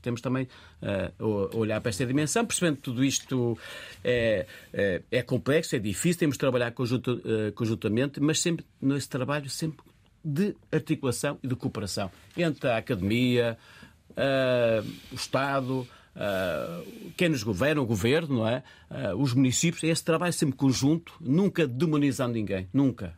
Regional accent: Minho, Norte, Portugal; moved away as an adult; now in Lisbon, Portugal; sou do Minho, a zona, e cheguei a Lisboa

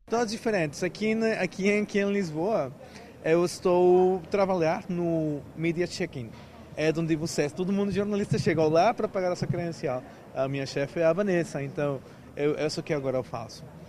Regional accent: Mexico; Portuguese is a second language; moved away as an adult; also born or lived in Brazil; now in Portugal; Quando estava lá no México ainda

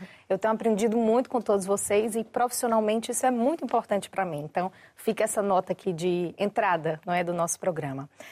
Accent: Brazil; temos motivo pra termos orgulho de sermos brasileiros, porque é um dos grandes orgulhos da minha vida, ser brasileiro. Eu amo meu país, eu amo a minha terra

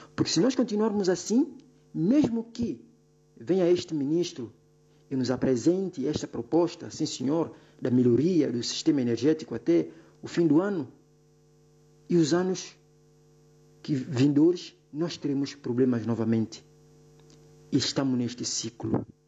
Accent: São Tomé & Príncipe; todos nós, Santo santomenses

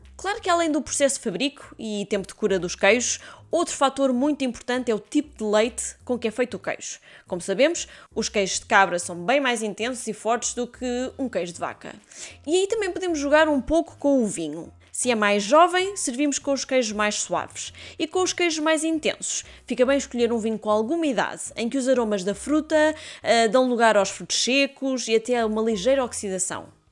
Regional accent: Portugal; como bons portugueses

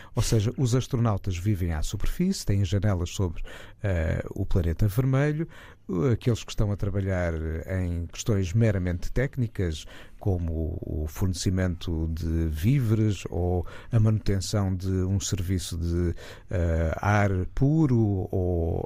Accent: Portugal; da nossa identidade como portugueses

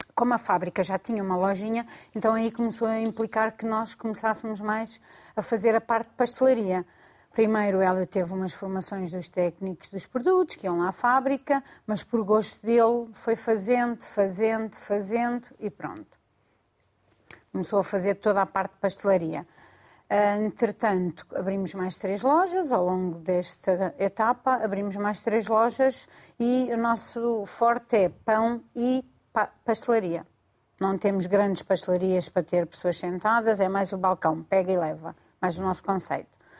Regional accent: Mafra, Lisbon, Portugal; sou de Zona Saloé, sou de Mafra, e agora trabalho na Damaia

